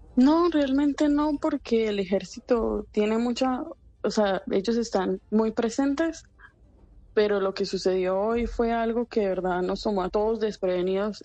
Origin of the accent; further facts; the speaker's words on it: Medellín, Antioquia, Colombia; now in Sderot, Israel; Yo soy de Medellín.